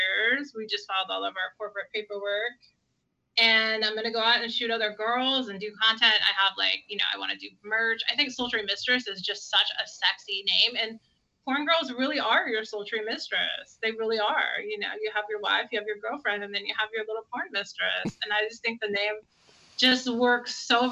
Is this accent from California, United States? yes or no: yes; California, United States; I'm from California